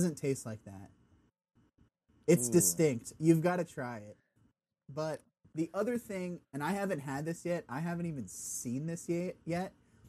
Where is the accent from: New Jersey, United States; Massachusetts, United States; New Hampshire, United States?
Massachusetts, United States; moved away as an adult; now in Rhode Island, United States; born and raised in Massachusetts, and I've since moved down south.